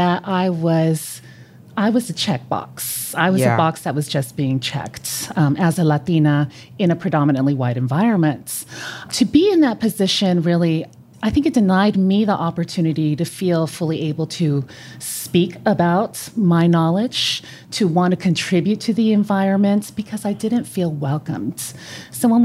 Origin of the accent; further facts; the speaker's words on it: California, United States; first language Spanish; English is a second language; also born or lived in Colombia; I'm originally from California.